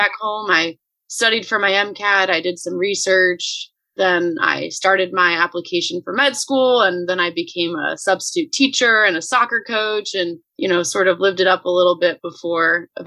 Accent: Bakersfield, California, United States; moved away as an adult; now in Chicago, United States; I am originally from Bakersfield, California, which is in Central California. I grew up there pretty much my whole life

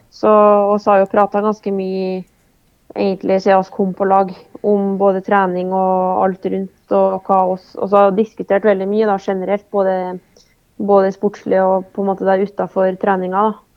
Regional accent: Oppdal, Trøndelag, Norway; moved away; har det vært veldig mye hjemme på Oppdal

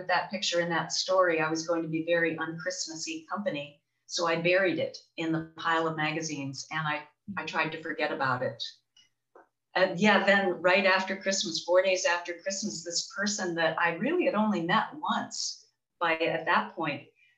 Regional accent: Charlevoix, Michigan, United States; now in West Michigan, United States; my hometown in Charlevoix in northern Michigan

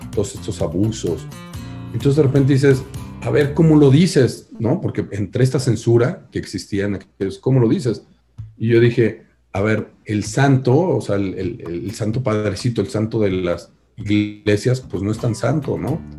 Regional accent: Mexico; Que los mexicanos somos envidiosos

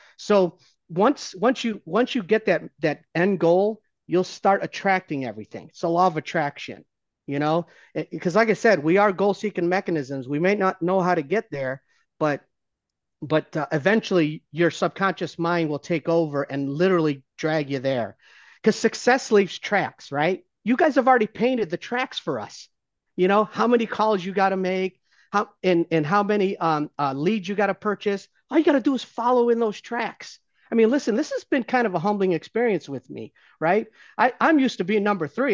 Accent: Ohio, United States; I'm still a Browns fan 'cause I grew up in Ohio.

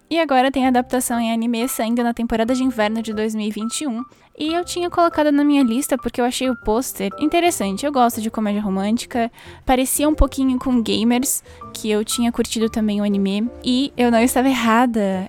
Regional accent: Brazil; que sou brasileira

